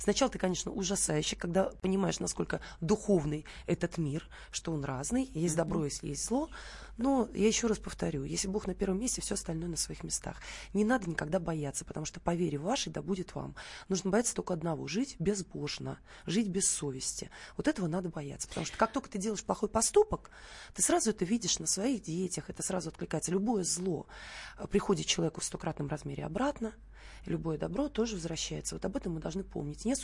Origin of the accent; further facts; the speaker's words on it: Vitebsk, Vitebsk Region, Belarus; moved away; Антон из Пензы, я из Витебска. А, ага. Родом, да. Угу, угу. Из э, еврейской черты оседлости.